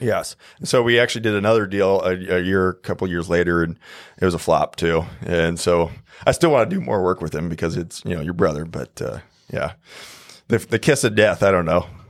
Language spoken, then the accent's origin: English; Omaha, Nebraska, United States; born and raised in Omaha, Nebraska.